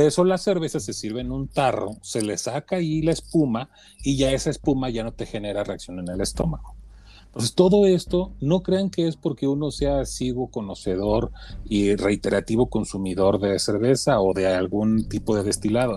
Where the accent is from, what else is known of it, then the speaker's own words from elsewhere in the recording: Mexico; como mexicano